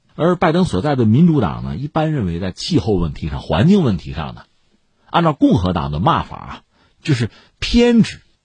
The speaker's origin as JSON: {"language": "Chinese", "country": "China", "said": "对我们中国人来讲"}